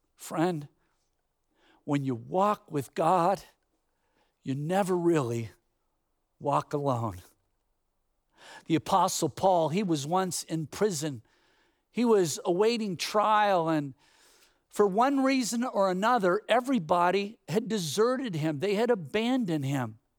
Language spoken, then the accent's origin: English; Bay Area, California, United States; growing up in the Bay Area, there were all kinds of orchards